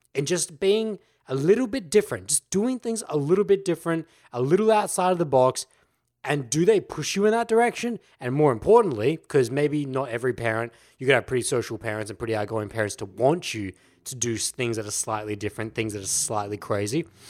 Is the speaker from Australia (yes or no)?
yes; Australia; Aussies, we know as the laid back culture. Look at our language. G'day. That's how we address people.